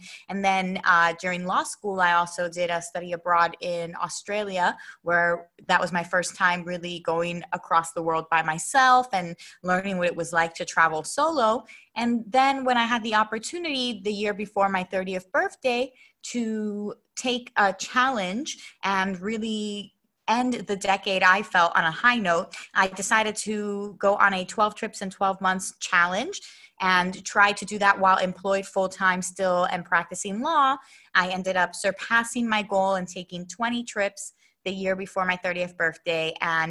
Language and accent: English; Philadelphia, Pennsylvania, United States; also born or lived in Puerto Rico / Florida / Baltimore; Sure. Well, I was born in Puerto Rico, raised in Philadelphia, and I went to school in Florida, Baltimore.